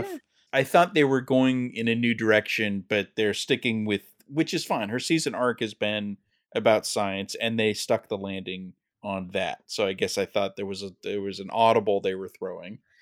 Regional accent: California, United States; I'm a Californian

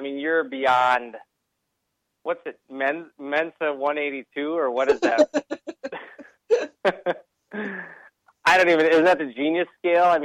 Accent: Minnesota, United States; moved away; I'm from Minnesota

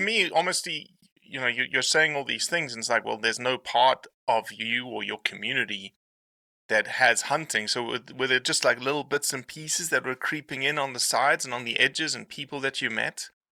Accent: South Africa; now in Memphis, United States; my my South African ass

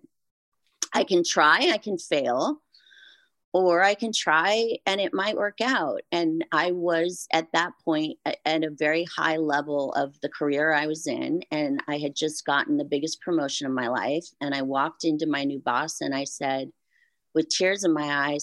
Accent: Santa Barbara, California, United States; my hometown, the Santa Barbara Bowl.

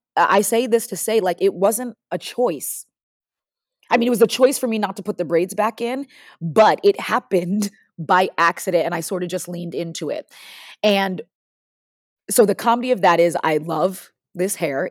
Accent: Parsippany, New Jersey, United States; moved away as an adult; also born or lived in Washington, D.C. / Maryland; I started doing musical theater at this little place in my hometown called All Children's Theater in Parsippany, New Jersey

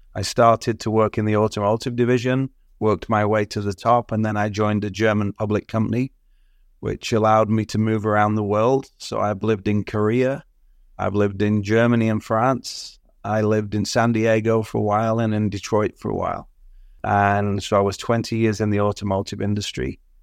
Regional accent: Southport, North West England, United Kingdom; now in Toronto, Canada; I was born in the U K. I grew up in Southport on the northwest coast

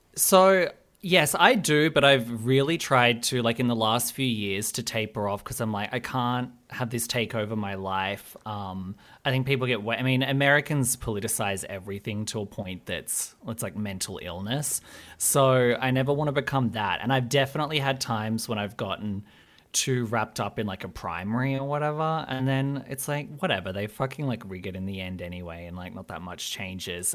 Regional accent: Albury, New South Wales, Australia; also born or lived in Sydney; I grew up in, like, a small town called Albury

